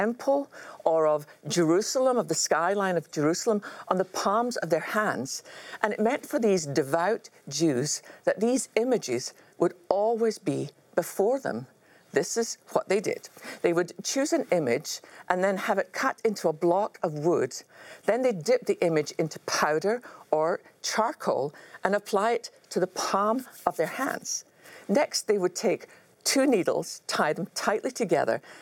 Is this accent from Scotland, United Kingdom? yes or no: yes; Scotland, United Kingdom; growing up in Scotland